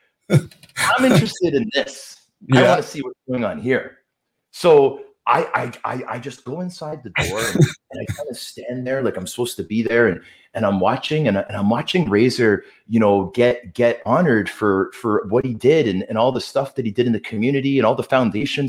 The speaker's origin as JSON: {"language": "English", "town": "Toronto", "region": "Ontario", "country": "Canada", "tie": "born or raised there", "also_born_or_lived": "Vancouver, British Columbia", "said": "being a kid from Toronto, as you know, having an NHL team in your hometown"}